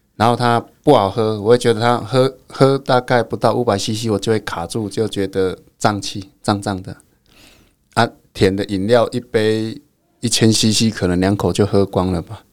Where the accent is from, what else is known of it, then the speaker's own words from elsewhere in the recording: Fangshan Township, Pingtung County, Taiwan; 我们家乡附近